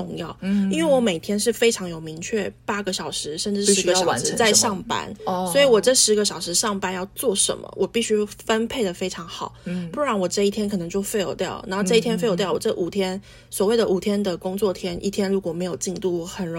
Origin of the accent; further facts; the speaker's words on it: Taichung, Taiwan; 假设我，我是台中人，我就有我的国小同学，因为他们都回来了。